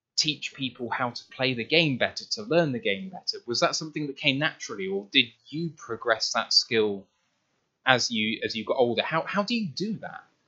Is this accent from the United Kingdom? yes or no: yes; United Kingdom; as a Brit